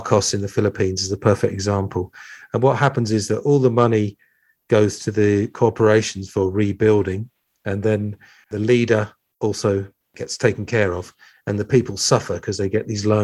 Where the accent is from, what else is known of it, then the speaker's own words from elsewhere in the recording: United Kingdom; I'm British